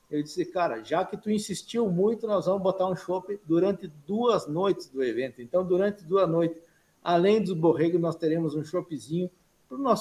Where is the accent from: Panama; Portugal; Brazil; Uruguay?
Brazil; Frederico Westphalen, Rio Grande do Sul; now in Mato Grosso, Brazil; Eu sou gaúcho, natural de Frederico Westphalen.